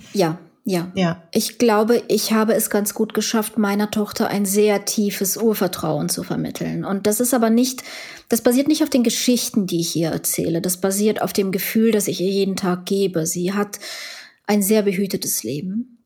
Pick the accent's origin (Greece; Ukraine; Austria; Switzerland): Ukraine; now in Germany; ich war ja Ukrainerin